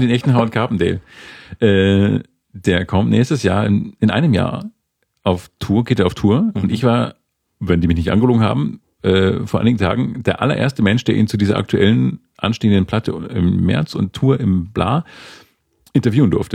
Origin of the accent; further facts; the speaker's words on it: Northern Germany, Germany; moved away; also born or lived in Bavaria; bei uns im Norden